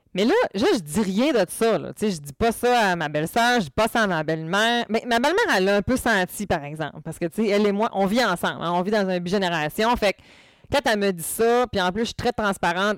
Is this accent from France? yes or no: no; Quebec, Canada; peut-être que mon accent n'est pas assez fort, mais je viens du Saguenay-Lac-Saint-Jean.